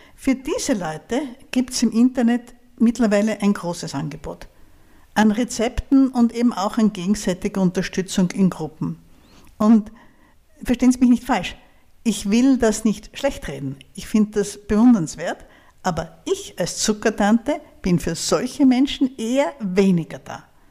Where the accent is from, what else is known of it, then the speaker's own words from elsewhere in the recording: Styria, Austria; Aber ich komme aus der Steiermark. Das ist ein Bundesland eher im Süden von Österreich